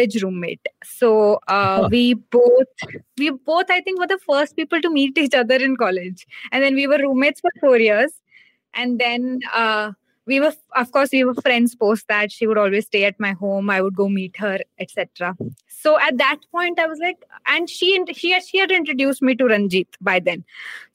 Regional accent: Hisar, Haryana, India; moved away as an adult; also born or lived in Delhi; I come from Hisar, Haryana. That's where I was born and then brought up. That's where I did my schooling.

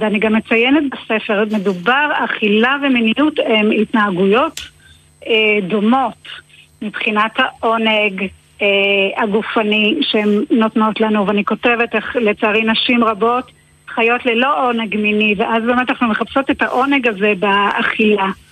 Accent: Israel; אני קיבוצניקית במקורי, חזרתי לקיבוץ

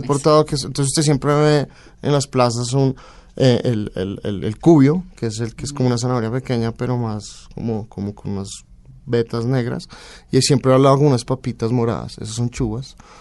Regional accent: Colombia; also born or lived in Barcelona, Spain / France / Denmark; Soy colombiano

